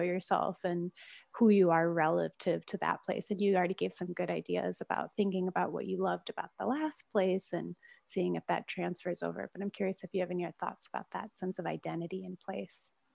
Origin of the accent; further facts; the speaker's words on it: Midwest, United States; moved away; also born or lived in San Francisco / Oakland; me growing up in the Midwest